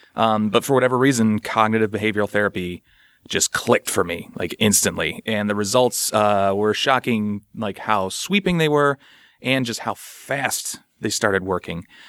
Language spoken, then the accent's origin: English; St. Louis, Missouri, United States; I'm from the Midwest as well, Saint Louis area